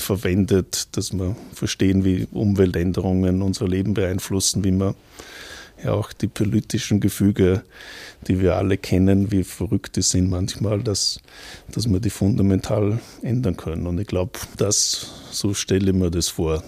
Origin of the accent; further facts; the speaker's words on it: Gurten, Upper Austria, Austria; moved away as an adult; also born or lived in Toronto, Canada / Vienna, Austria / Braunschweig, Germany; mein Dorfverein, wo ich herkomme, die Union Gurten